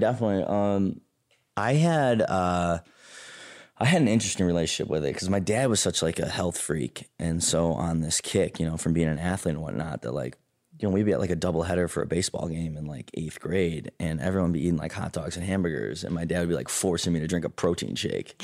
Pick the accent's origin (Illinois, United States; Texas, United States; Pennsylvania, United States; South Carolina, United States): Illinois, United States; Chicago; I grew up in a suburb outside of Chicago, a southwest suburb called Payless Park